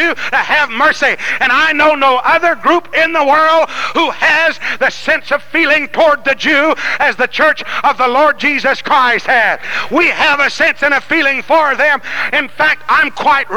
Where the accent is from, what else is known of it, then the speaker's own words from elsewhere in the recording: Louisiana, United States; I'm from Louisiana